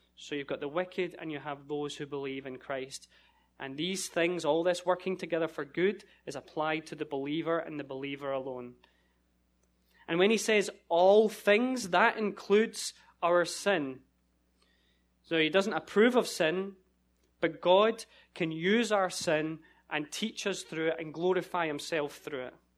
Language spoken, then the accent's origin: English; Scotland, United Kingdom; moved away as an adult; I'm from Scotland